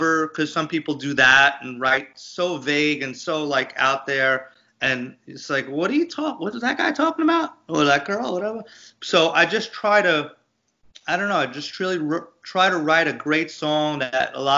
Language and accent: English; Long Island, New York, United States; growing up in Long Island, Italian, you know, American from Long Island